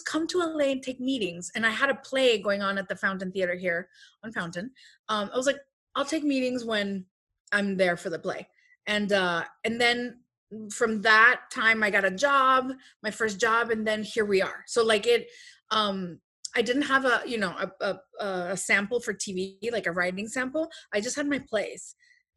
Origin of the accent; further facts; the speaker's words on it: Los Mochis, Sinaloa, Mexico; moved away; also born or lived in Chicago; I am from Los Mochis, Sinaloa, Mexico. Soy sinaloense.